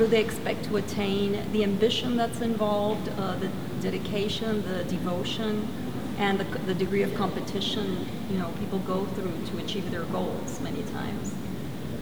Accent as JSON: {"language": "English", "town": "Caracas", "region": "Capital District", "country": "Venezuela", "tie": "born or raised there", "also_born_or_lived": "Brooklyn, New York, United States", "said": "I was actually born in Brooklyn, but raised in Caracas, Venezuela."}